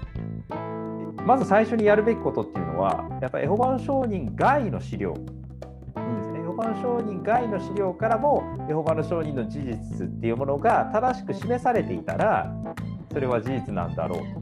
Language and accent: Japanese; Osaka, Japan; also born or lived in Kagoshima; 鹿児島生まれ大阪育ち